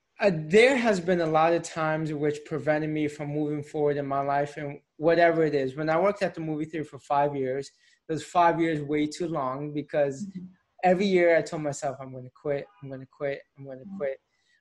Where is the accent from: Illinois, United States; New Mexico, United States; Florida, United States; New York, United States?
Florida, United States; Tampa; moved away as an adult; now in Philadelphia, United States; I was born and raised in Tampa, lived in Tampa all my life.